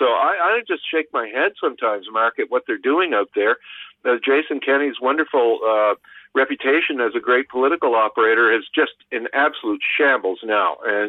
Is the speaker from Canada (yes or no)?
yes; Canada; this is not breaking my heart as a Canadian